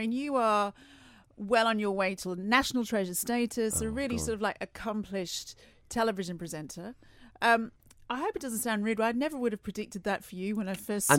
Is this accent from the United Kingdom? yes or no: no; Australia; I'm Australian.